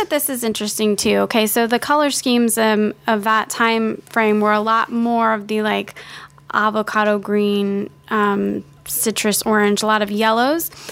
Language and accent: English; South Florida, United States; also born or lived in Miami Springs, Florida; I grew up in South Florida